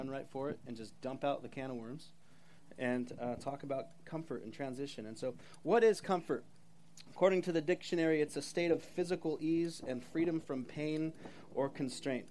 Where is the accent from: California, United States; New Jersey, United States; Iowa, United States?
California, United States; Los Osos; moved away as an adult; also born or lived in Minnesota; I grew up in Los Osos